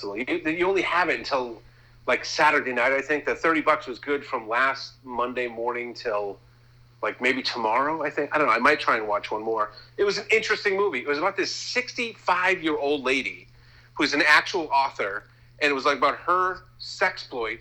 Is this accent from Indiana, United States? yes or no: no; Massachusetts, United States; we're from Massachusetts.